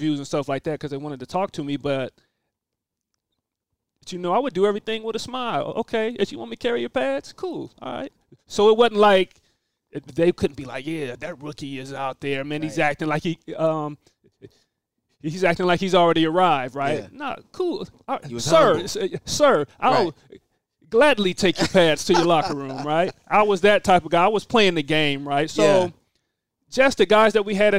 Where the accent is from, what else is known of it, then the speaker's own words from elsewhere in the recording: Tacoma, Washington, United States; also born or lived in Pullman, Washington; Being from a smaller city, I guess a football city, at Tacoma, Washington